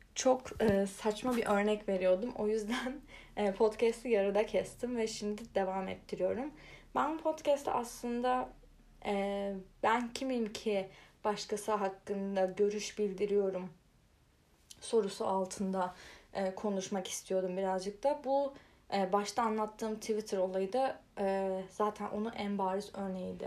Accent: Turkey; Türkiye'de kalmayı

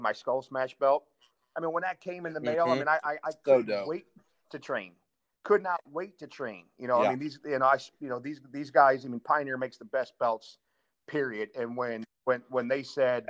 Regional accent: St. Louis, Missouri, United States; I'm from St. Louis here

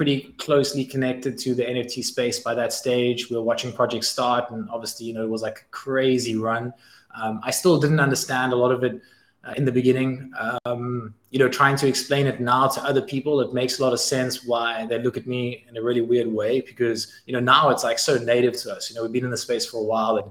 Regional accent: South Africa; as a South African team

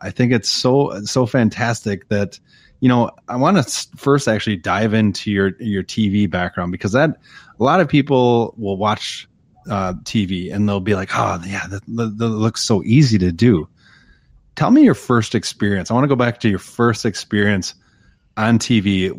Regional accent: Wisconsin, United States; I'm from Wisconsin.

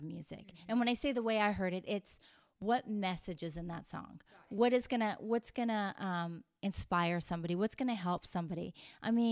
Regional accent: Vauxhall, Alberta, Canada; moved away as an adult; now in Los Angeles, United States; I'm a Canadian girl who grew up on a farm

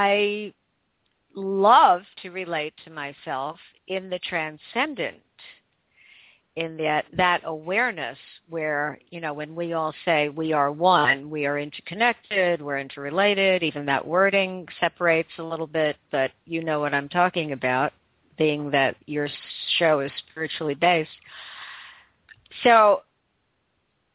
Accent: United States; I'm from the United States and my husband is from the United Kingdom

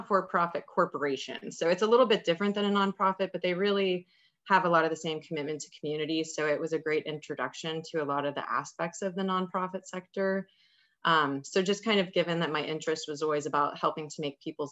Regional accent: Ohio, United States; moved away as an adult; now in Pittsburgh, United States; I'm originally from Ohio, but I moved here

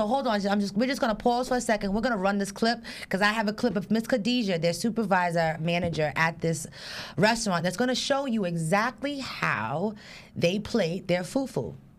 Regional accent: Jamaica; I'm Jamaican

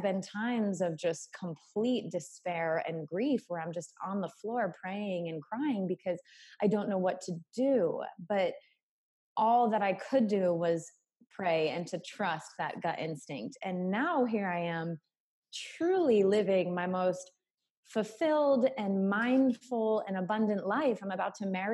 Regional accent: New England, United States; moved away as an adult; also born or lived in South Carolina / Costa Rica; choosing to leave my home state in New England and moving to South Carolina when I had to put myself through college financially

